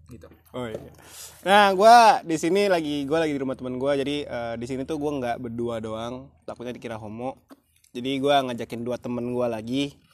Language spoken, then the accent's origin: Indonesian; Bengkulu, Indonesia; gue aslinya Bengkulu tapi gue anak rantau.